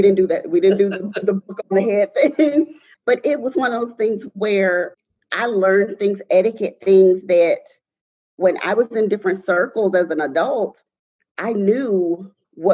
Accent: Mobile, Alabama, United States; I am born and raised in Mobile, Alabama

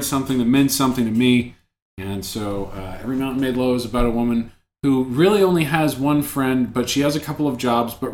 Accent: near Birmingham, Alabama, United States; growing up near Birmingham, that was often how that town was perceived

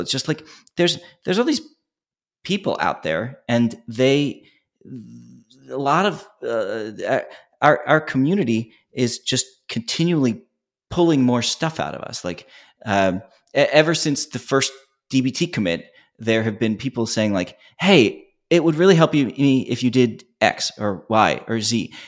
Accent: Philadelphia, Pennsylvania, United States; we're originally from Philly

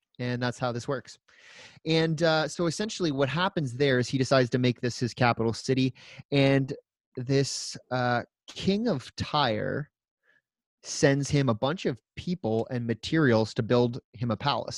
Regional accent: Woodstock, Ontario, Canada; I grew up on Woodstock water

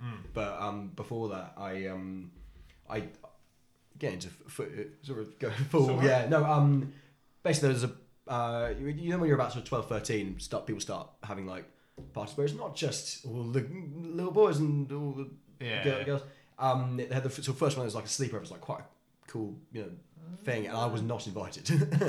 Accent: South Africa; born there; For number one, I was born in South Africa.

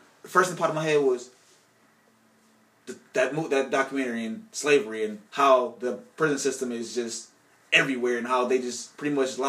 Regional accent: Cleveland, Ohio, United States; I'm from Cleveland, Ohio. Born and raised.

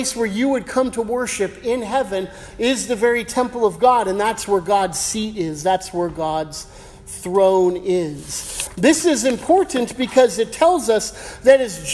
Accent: United States; I'm American.

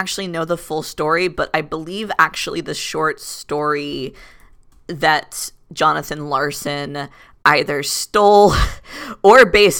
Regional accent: Florida, United States; born there; I was born in 93, so pre the advent of AZT, but I was born in Florida.

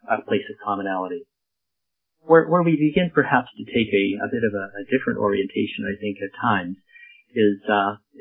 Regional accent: Lethbridge, Alberta, Canada; moved away as an adult; also born or lived in Edmonton, Canada; now in White Rock, Canada; I am a prairie boy, born and raised in Lethbridge and educated there.

